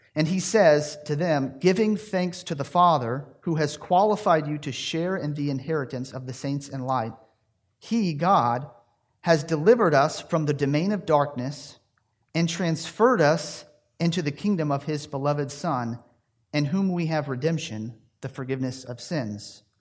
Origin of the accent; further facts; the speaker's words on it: Tennessee, United States; moved away as an adult; also born or lived in Louisville, Kentucky; I was raised in Tennessee.